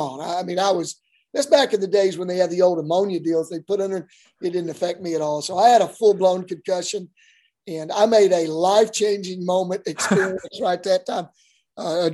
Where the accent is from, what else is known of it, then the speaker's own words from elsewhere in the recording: Marlow, Oklahoma, United States; I grew up in Marlow, Oklahoma. It's a rural community